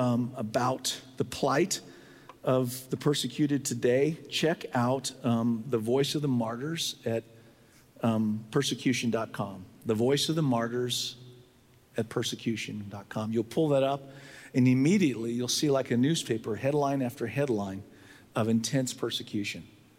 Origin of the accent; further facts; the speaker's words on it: San Diego, California, United States; I was raised in San Diego